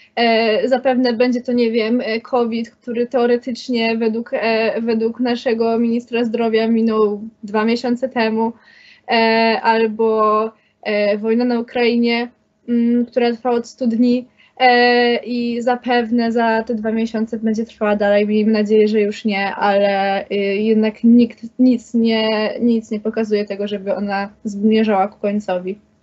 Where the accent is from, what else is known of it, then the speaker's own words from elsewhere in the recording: Kraków, Lesser Poland, Poland; Jestem z Krakowa